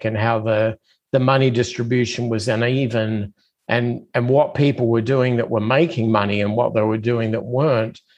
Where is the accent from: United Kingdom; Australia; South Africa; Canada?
Australia; Adelaide, South Australia; moved away as an adult; now in United States; I'm originally from Australia, so I'm kind of one of those immigrants that came to the United States about, I guess, 25 years ago